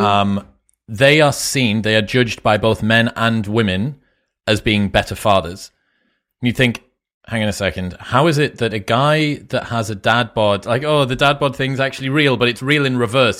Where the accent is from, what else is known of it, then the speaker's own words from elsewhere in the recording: Newcastle upon Tyne, North East England, United Kingdom; moved away as an adult; now in Austin, United States; I'm from Newcastle, which is northeast